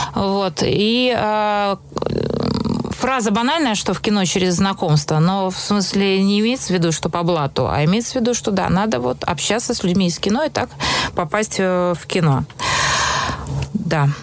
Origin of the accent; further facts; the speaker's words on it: Moscow, Russia; я росла в Москве в, в семье режиссеров